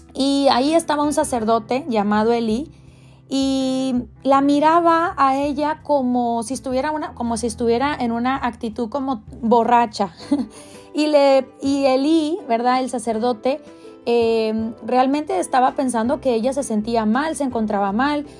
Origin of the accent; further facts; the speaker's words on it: Mexico; moved away; Yo soy de México, soy mexicana y en México tenemos